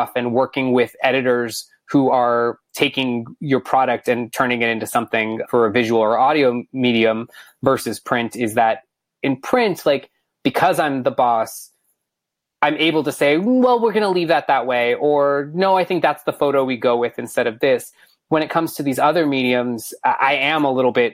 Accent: Bellaire, Texas, United States; I grew up in Houston, or a small city inside of Houston called Bel Air.

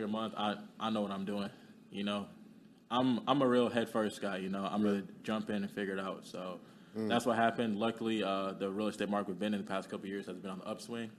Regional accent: Kenya; moved away; I'm from Kenya.

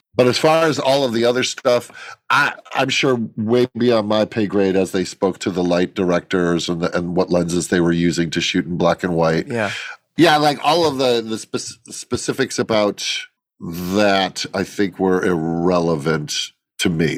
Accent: Chicago, Illinois, United States; when I grew up in the Midwest, I grew up in Chicago

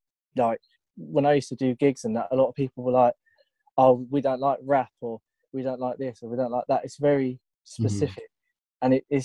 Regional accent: Tunbridge Wells, South East England, United Kingdom; Tunbridge Wells.

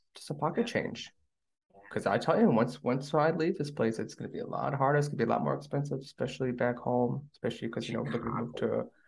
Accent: United States; moved away as an adult; now in South Korea; I'm American

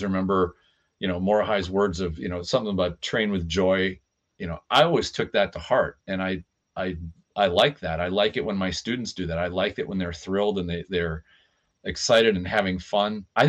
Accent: United States; I'm an American.

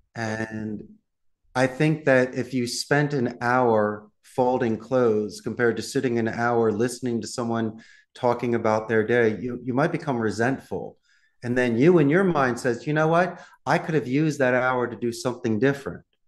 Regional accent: Philadelphia, Pennsylvania, United States; accent: Philadelphia; moved away as an adult; from Northeast Philadelphia

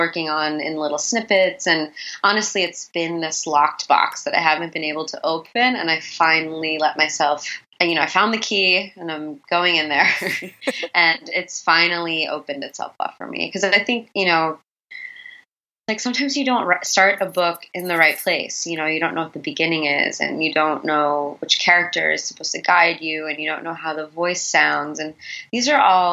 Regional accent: New York, United States; also born or lived in Illinois / Alabama / Texas / Missouri; I grew up in a suburb outside of the city, and the city was where my family went and to visit their other family.

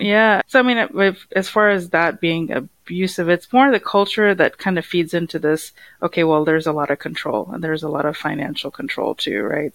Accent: United States; I grew up in the U.S.

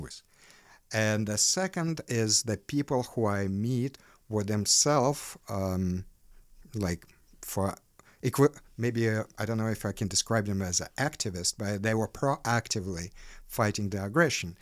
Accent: Ukraine; now in Chicago, United States; buildings where I lived while growing up in Ukraine

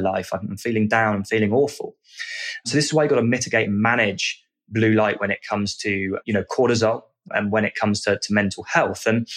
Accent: United Kingdom; I'm from the UK, as you can probably tell from my accent

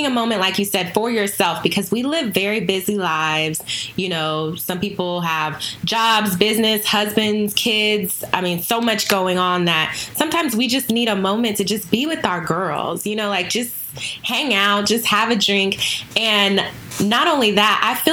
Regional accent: Houston, Texas, United States; now in Dallas, United States; I'm from Houston, even though I live in Dallas

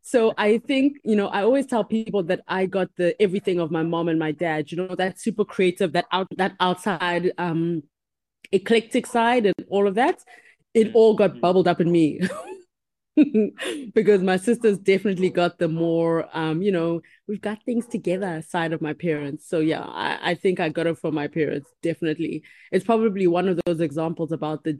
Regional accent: Uganda; also born or lived in Cuba; I'm from Uganda, Cuban born from Uganda

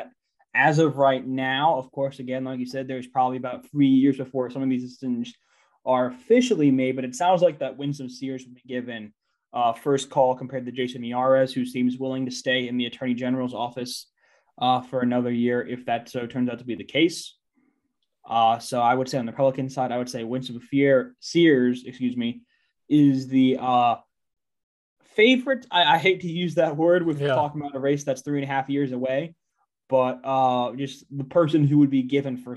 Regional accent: Pennsylvania, United States; Pennsylvania, my home state

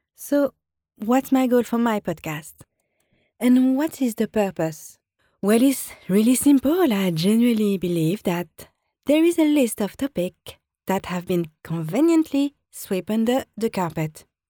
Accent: France; accent: French; English is a second language; now in London, United Kingdom; I'm always in contact with friends and family in France

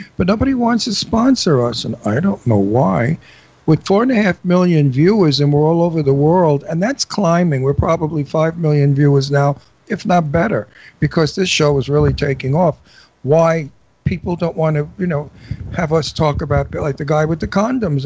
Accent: New York City, New York, United States; moved away as an adult; now in Los Angeles, United States; I'm from Brooklyn. I'm from Brooklyn

